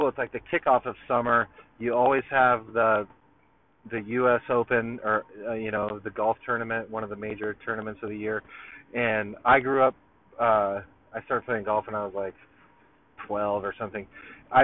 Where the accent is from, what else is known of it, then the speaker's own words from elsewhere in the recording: Long Beach, California, United States; also born or lived in Belmont Shore, California; I came to Long Beach like right before like this like the after third grade